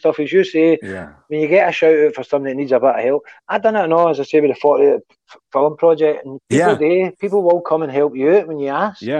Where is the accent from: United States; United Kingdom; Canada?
United Kingdom; Glasgow, Scotland; accent: Glasgow; I had a Glasgow accent and my background